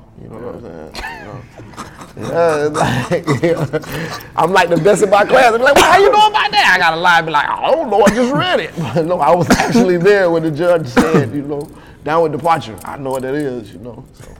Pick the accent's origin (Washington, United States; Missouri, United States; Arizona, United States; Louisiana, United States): Missouri, United States; Kansas City; I'm from Kansas City.